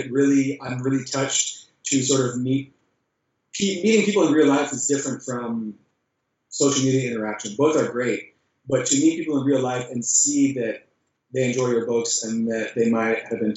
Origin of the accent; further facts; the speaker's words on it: Jacksonville Beach, Florida, United States; my hometown called Jack's Beach. It's a perfect little beachy ocean town in Florida